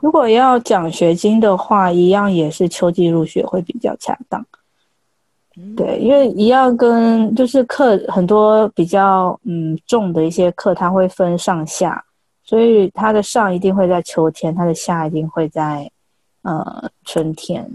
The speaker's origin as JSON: {"language": "Chinese", "country": "Taiwan", "also_born_or_lived": "London, United Kingdom", "first_language": "Chinese", "moved": "as an adult", "lives_now": "India", "said": "我们台湾的呃信件的时候，我们在我们中文的信件，我们中文母语者很容易一眼看过就知道那是什么"}